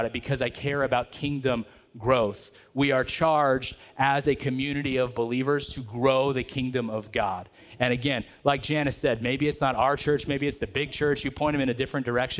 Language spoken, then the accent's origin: English; Merced, California, United States; I grew up in the Merced area